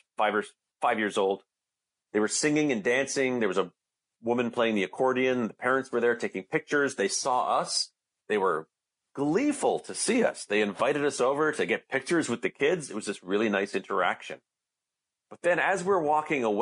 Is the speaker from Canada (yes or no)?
yes; Canada; I'm from Canada. I'm not American